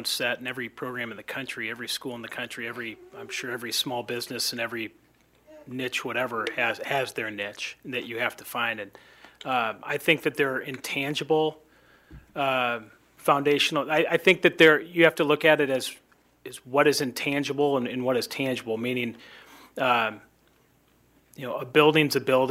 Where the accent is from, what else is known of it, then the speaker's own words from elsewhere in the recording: Minnesota, United States; now in Lawrence, United States; I'm from Minnesota